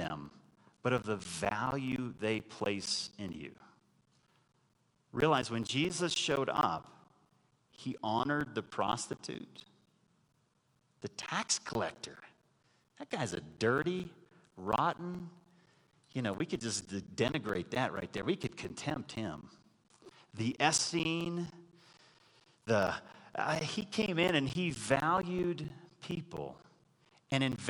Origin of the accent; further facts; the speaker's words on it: Texas, United States; growing up in Texas